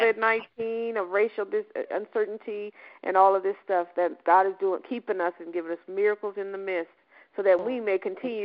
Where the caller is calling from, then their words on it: Aurora, Colorado, United States; also born or lived in Denver, Colorado; I'm calling from Denver, Colorado. I actually live in Aurora now, but I'm in Colorado.